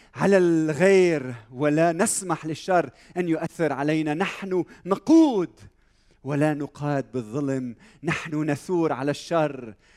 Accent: Lebanon; بلدنا لبنان وطننا لبنان وانا لبناني

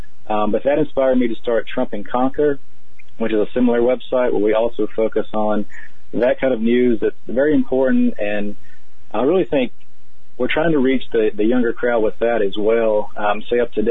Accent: North Carolina, United States; moved away as an adult; also born or lived in Oregon / California; I grew up in North Carolina

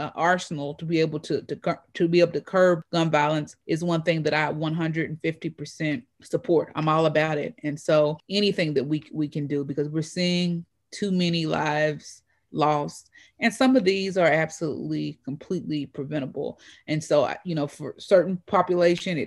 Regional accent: Louisville, Kentucky, United States; I've lived in Louisville my entire life outside of being away for college and for law school

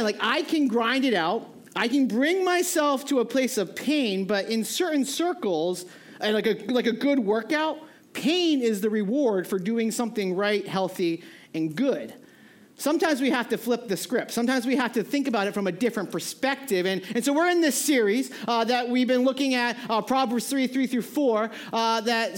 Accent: New England, United States; moved away; I grew up in New England.

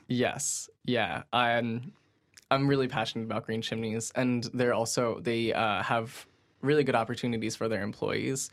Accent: New Fairfield, Connecticut, United States; I'm from New Fairfield

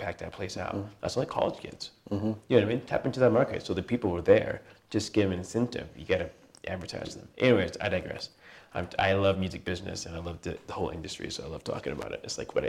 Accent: California, United States; I'm from Orange County, I would say.

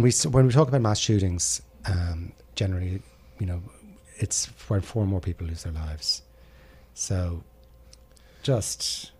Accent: Ireland; now in United States; obviously I'm not from the United States, a young Irishman.

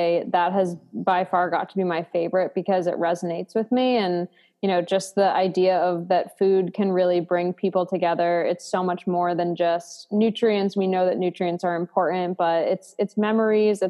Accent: outside of Boston, Massachusetts, United States; I grew up outside of Boston

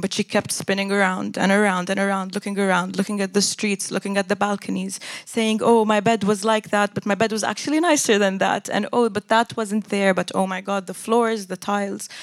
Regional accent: Jordan; first language English; I grew up in Jordan, but the way I was raised was very westernized, and my education system was also British

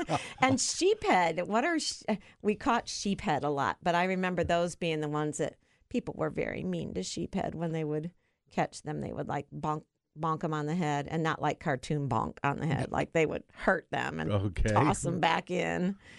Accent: Toledo, Ohio, United States; moved away; So I grew up in Toledo, Ohio

